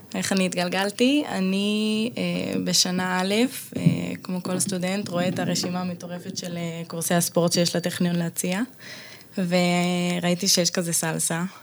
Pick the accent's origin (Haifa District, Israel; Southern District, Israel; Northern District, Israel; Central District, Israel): Haifa District, Israel; Zikhron Ya'akov; also born or lived in Bat Galim, Haifa; במקור מזיכרון